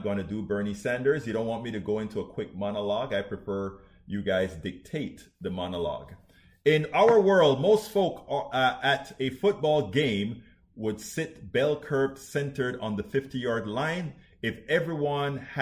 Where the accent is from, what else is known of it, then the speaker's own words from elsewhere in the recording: Panama; that's where I'm from, that part of the world. I'm from Panama